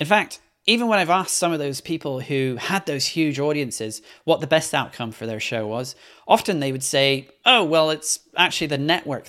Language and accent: English; Belgium; also born or lived in Scotland / London; now in New York, United States; If you're wondering about my hard-to-place accent, I'm originally from Scotland, but was born and grew up in Belgium before moving to London, and I currently reside in New York.